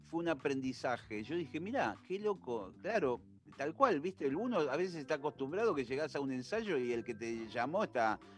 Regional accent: Argentina; somos argentinos

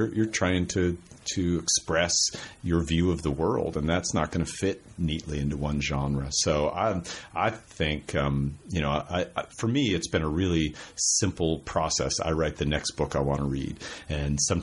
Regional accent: Spokane, Washington, United States; I grew up in Spokane, Washington, didn't go on an airplane until I was 20

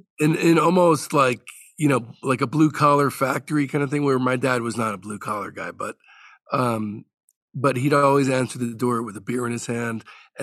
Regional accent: New Jersey, United States; I grew up in New Jersey

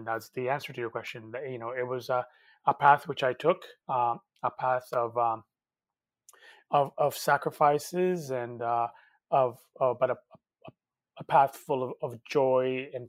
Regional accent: Canada; also born or lived in Cali, Colombia; I've always danced, even when I was a little boy in Colombia. But growing up in Canada

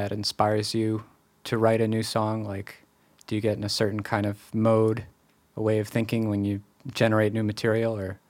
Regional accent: Massachusetts, United States; now in Seattle, United States; I'm coming from the Northeast, from Massachusetts

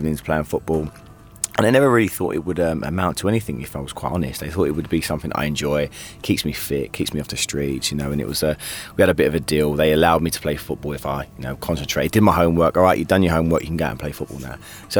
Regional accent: London, United Kingdom; I'm from Stepney Green in East London, and there wasn't much else to do on the streets of Stepney

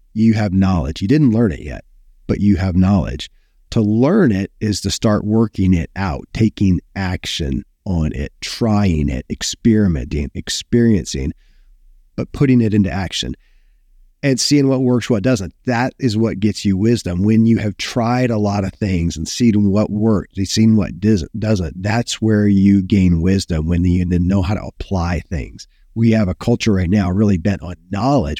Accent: Kentucky, United States; born or raised there

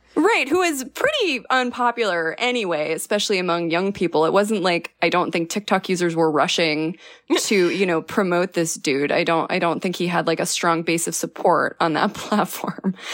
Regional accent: New Mexico, United States; I'm from New Mexico

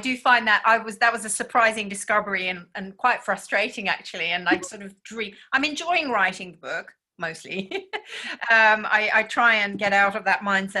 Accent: Japan; born or raised there; now in Australia

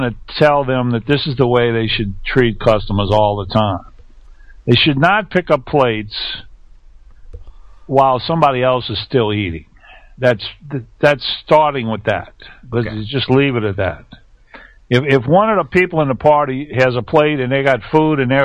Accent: Texas, United States; I'm from Texas

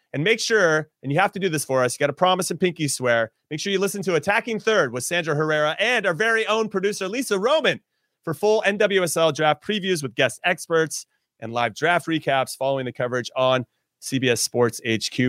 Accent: Los Angeles, California, United States; I was born and raised in L

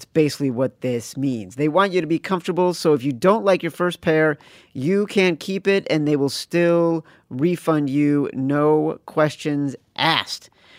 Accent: Chicago, Illinois, United States; when I was growing up in Chicago in the 80s was like the transcendent basketball program that I lived for

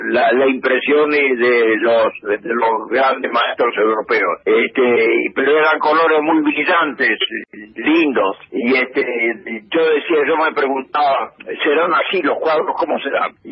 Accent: Argentina; moved away as an adult; also born or lived in Rome, Italy / Turin, Italy / Paris, France / London, United Kingdom; yo vengo de Argentina, y quiero quedarme en Roma un tiempo

